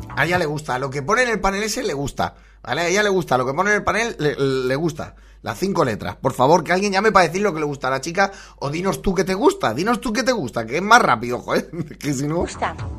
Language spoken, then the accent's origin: Spanish; Valencian Community, Spain; puede que sea de mi tierra, ¿eh? por el acento, porque sea valenciana